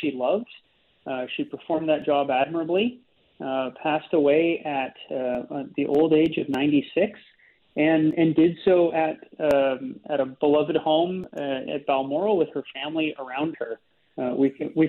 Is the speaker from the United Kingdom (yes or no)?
no; Canada